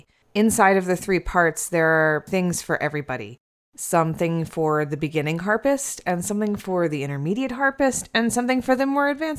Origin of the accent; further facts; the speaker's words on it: Virginia, United States; We're starting our little musical road trip in my home state of Virginia